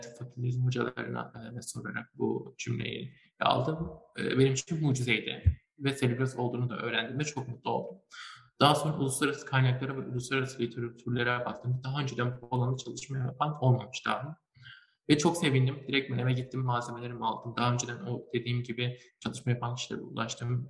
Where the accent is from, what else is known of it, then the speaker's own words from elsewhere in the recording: Malatya, Turkey; ben aslında Malatyalıyım